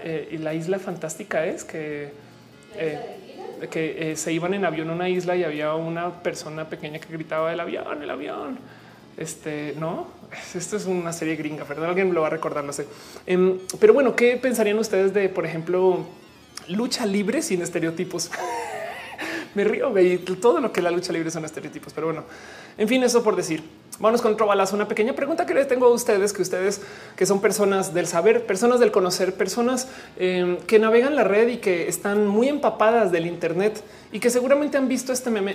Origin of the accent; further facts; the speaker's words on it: Mexico; nosotros como mexicanos